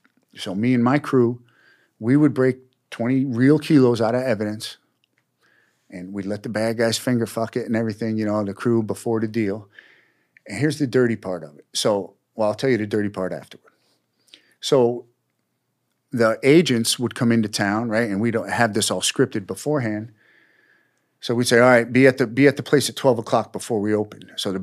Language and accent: English; New York, United States; you know, I was from New York, and I would take these guns, and you could buy a gun in Georgia for $100. You could sell it on the streets of Brooklyn for $1,500